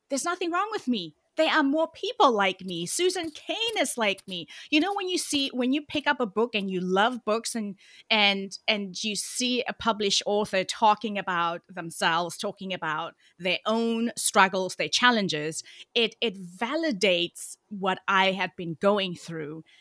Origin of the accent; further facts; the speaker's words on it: Cape Town, Western Cape, South Africa; moved away as an adult; now in Oakland, United States; although I live in the U S right now in Oakland, California, I'm originally from Cape Town, South Africa. So if you hear a bit of an accent, that is why